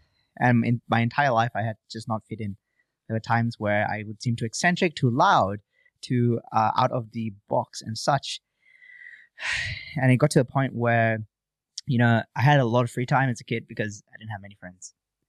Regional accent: Malaysia; born or raised there; now in Gold Coast, Australia

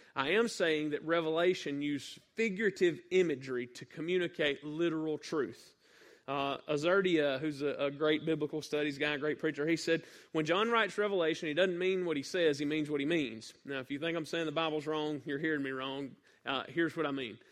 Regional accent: North Mississippi, United States; I'm from North Mississippi

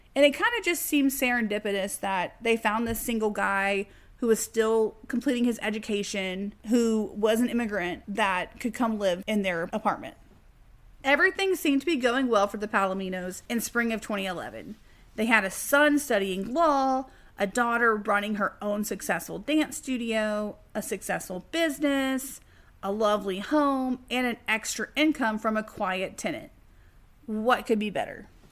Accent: Texas, United States; accent: Texas; I grew up in Texas. I was born here. I was raised here. And I definitely have an innate Texas accent

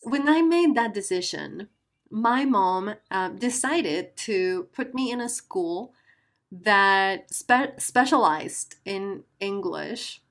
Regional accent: Guatemala; first language Spanish; English is a second language; I am from Guatemala, a beautiful country in Central America. And uh, my native language is Spanish.

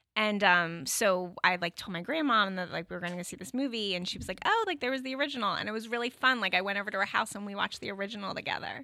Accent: New Jersey, United States; now in Connecticut, United States

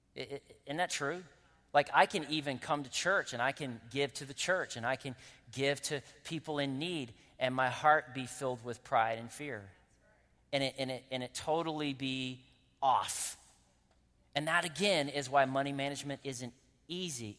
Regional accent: Winston-Salem, North Carolina, United States; I'm from Winston-Salem, North Carolina, so I can make those accents

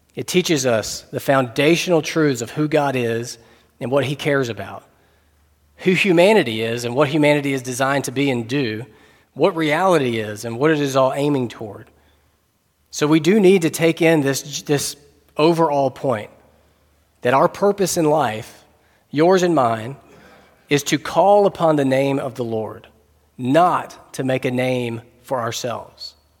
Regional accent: North Carolina, United States; We're both English speakers and both from the same state, both from North Carolina

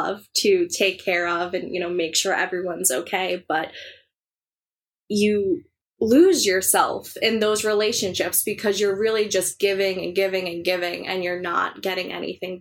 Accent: Long Island, New York, United States; I grew up on Long Island. I still live on Long Island.

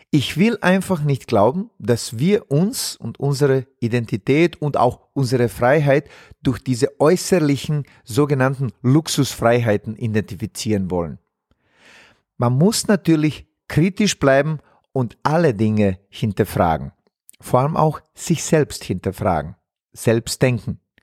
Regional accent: Zenica, Federation of Bosnia and Herzegovina, Bosnia & Herzegovina; moved away; in meiner Heimatstadt Senica, wo ich aufgewachsen bin

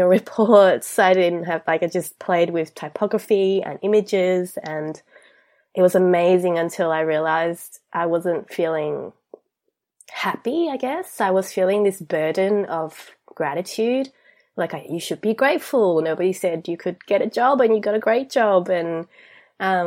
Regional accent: Australia; I'm from Australia. I grew up here. I came here when I was 8

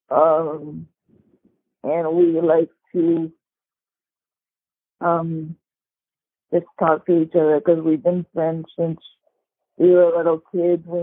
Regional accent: Bangkok, Thailand; I'm originally from Bangkok.

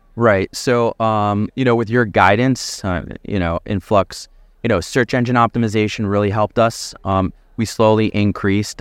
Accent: Philadelphia, Pennsylvania, United States; I grew up in the Philadelphia area, my family's in the Philadelphia area.

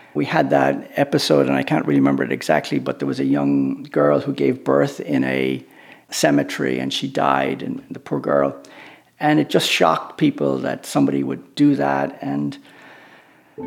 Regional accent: Naas, Leinster, Ireland; moved away as an adult; I grew up in Naas, County Kildare

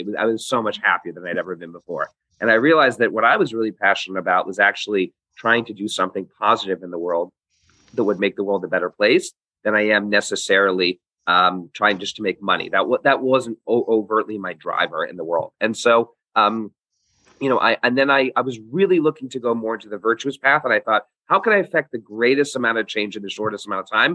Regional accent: London, United Kingdom; moved away; also born or lived in Hong Kong; I grew up in Hong Kong for the first couple of years of my life, and then moved to the United Kingdom, to London, where I lived for almost 10 years

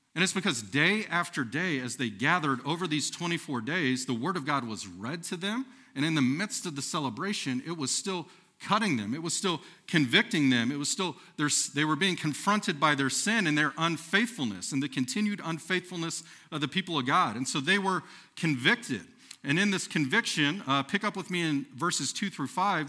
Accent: Texas, United States; moved away as an adult; now in Nebraska, United States; I'm from the great nation of Texas

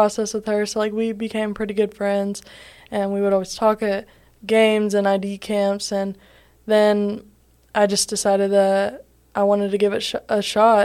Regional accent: Columbus, Georgia, United States; I'm from Columbus, Georgia, originally, and I've lived there all my life

